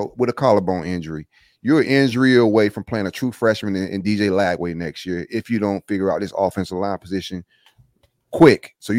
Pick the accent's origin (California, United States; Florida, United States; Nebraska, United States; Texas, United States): Florida, United States; Belgrade; accent: country; I am country as hell. I'm from Belgrade, Florida, bro. Like. Yep. I work hard on not being country.